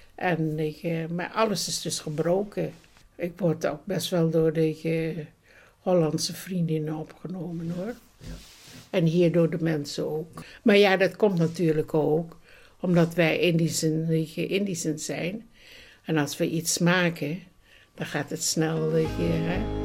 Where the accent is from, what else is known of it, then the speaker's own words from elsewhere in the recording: Bandung, West Java, Indonesia; moved away; also born or lived in Roermond, Netherlands / London, United Kingdom; ik uit Bandung kwam.